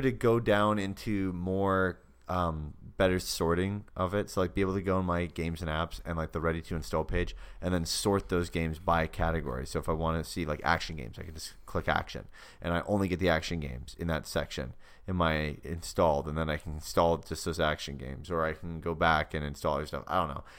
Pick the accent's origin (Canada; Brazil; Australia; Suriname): Canada; my hometown of Canada, not a town